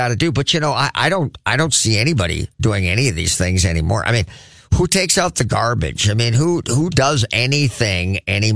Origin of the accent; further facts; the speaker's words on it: United States; as an American